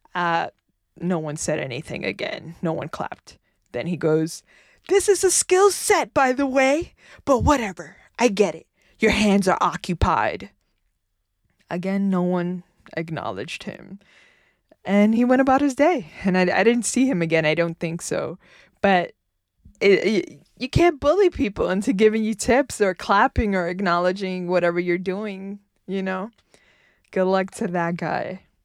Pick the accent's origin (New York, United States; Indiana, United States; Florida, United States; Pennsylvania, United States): New York, United States; New York City; also born or lived in Bronx, New York; I was born and raised in Manhattan